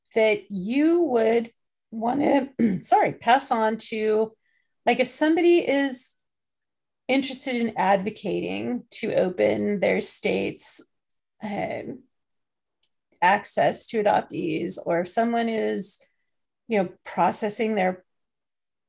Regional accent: England, United Kingdom; I was born in England

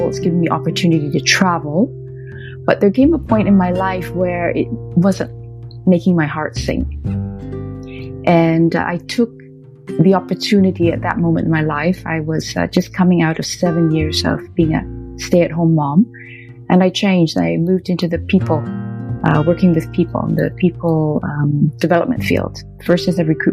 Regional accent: Canada; I'm Canadian of Chinese ancestry

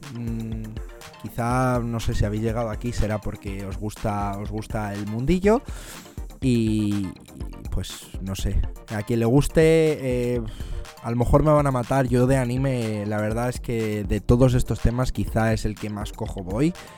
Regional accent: Madrid, Community of Madrid, Spain; moved away as an adult; now in London, United Kingdom; soy de Madrid, de España, aunque vivo, vivo en Londres

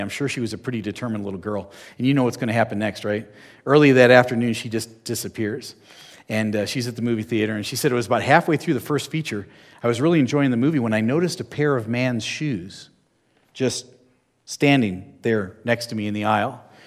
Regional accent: New Jersey, United States; I'm from New Jersey

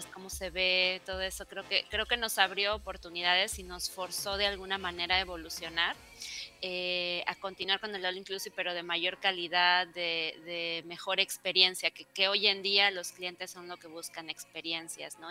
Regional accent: Mexico; somos latinos, somos mexicanos

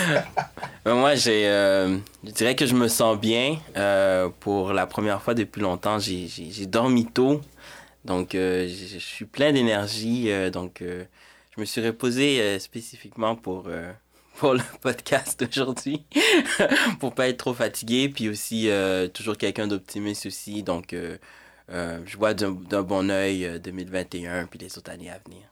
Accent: Montreal, Quebec, Canada; also born or lived in Haiti; en Haïti, grandi à Montréal

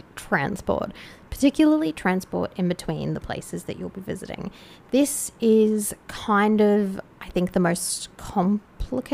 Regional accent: Australia; As an Australian

